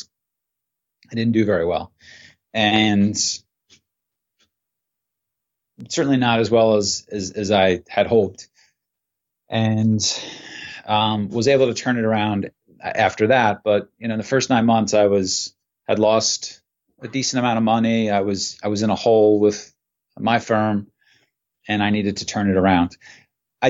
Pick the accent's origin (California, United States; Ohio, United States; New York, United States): New York, United States; Port Jefferson; also born or lived in Connecticut; I grew up in Port Jefferson, New York, which is a small town in Long Island.